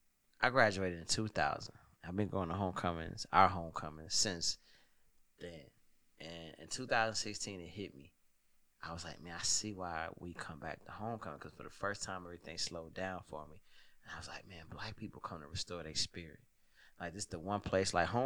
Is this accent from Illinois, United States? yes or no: yes; Chicago, Illinois, United States; and I'm from the South Side of Chicago, and I went to school with it. My school was probably 70% black